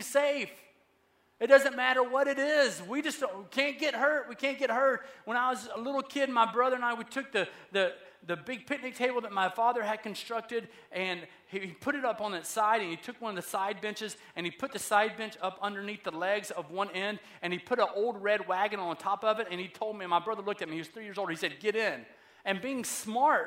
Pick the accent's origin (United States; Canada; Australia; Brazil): United States; the South; I'm from the South